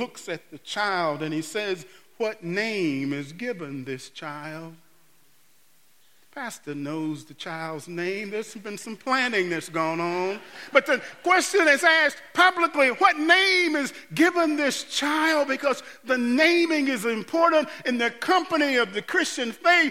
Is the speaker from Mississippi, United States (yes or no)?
yes; Mississippi, United States; as a boy growing up in Mississippi going to piano lessons with Mrs. Woods